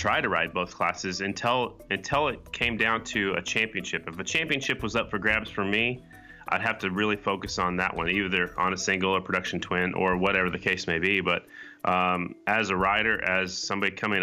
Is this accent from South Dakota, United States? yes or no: yes; South Dakota, United States; we're from South Dakota.